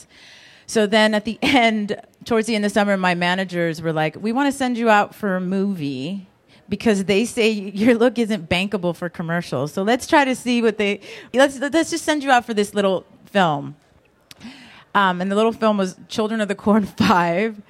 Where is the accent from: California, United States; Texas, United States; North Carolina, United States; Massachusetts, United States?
California, United States; Los Angeles; I grew up in Los Angeles